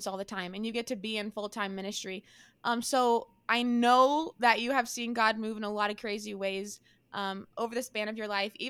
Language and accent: English; Nebraska, United States; now in Spearfish, United States; We were both in my hometown, Nebraska.